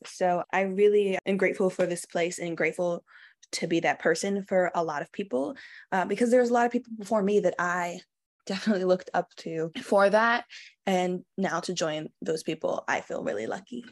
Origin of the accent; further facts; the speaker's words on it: New York City, New York, United States; also born or lived in Bronx, New York; I was born in the Bronx, and I was raised in Queens in a small neighborhood called Saint Albans